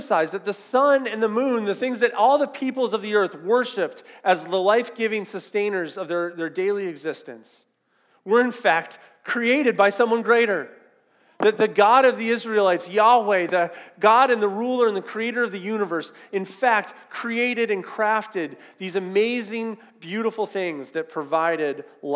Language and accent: English; Southern California, United States; I grew up in Southern California